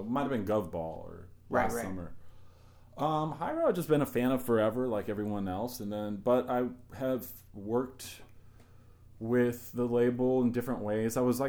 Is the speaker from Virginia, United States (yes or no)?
yes; Virginia, United States; moved away as an adult; also born or lived in Arcata, California; now in New York, United States; I grew up in Virginia, so a lot of people down there have pickup trucks.